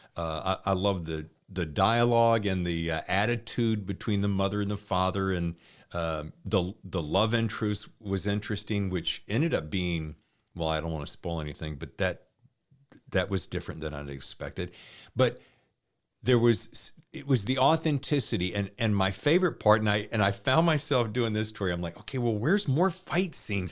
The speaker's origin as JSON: {"language": "English", "region": "the South", "country": "United States", "tie": "born or raised there", "said": "I grew up in the South"}